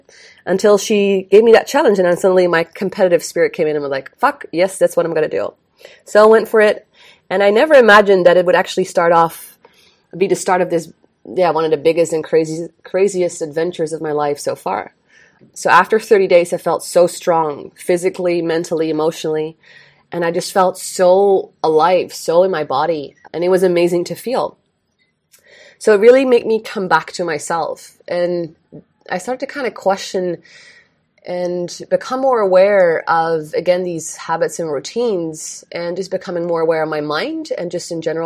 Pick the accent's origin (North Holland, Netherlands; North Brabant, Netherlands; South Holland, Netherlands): North Brabant, Netherlands; Eindhoven; moved away as an adult; also born or lived in United States; now in Bali, Indonesia; I'm born and raised in Eindhoven, the Netherlands.